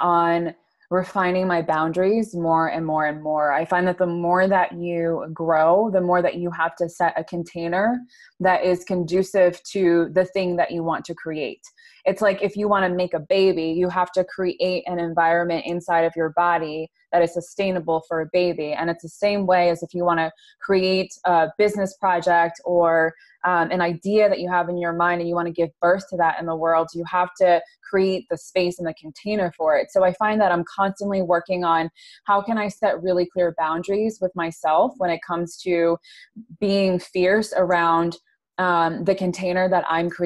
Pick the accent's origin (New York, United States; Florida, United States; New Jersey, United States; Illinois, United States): New York, United States; upstate; I am from upstate New York